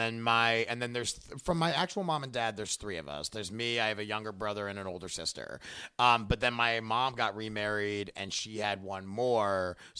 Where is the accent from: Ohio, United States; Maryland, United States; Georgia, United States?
Maryland, United States; Baltimore; born or raised there